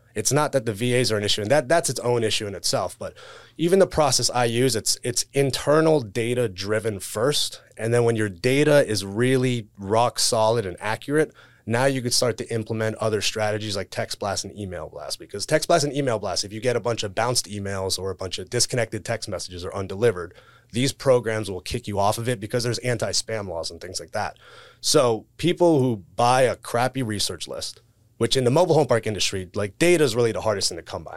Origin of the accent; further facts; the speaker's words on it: South Florida, United States; born and raised in South Florida